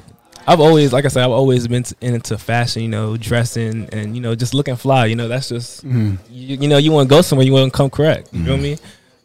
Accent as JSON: {"language": "English", "town": "Washington", "country": "United States", "tie": "born or raised there", "also_born_or_lived": "Prince George's County, Maryland", "said": "I'm from Senegal, but I'm born and raised in Washington, D.C. and PG County, Maryland."}